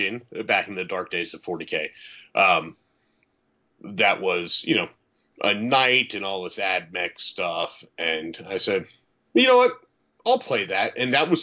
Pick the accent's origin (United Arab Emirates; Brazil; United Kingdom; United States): United States; Northern Virginia; moved away; I'm originally from Northern Virginia, so I went home.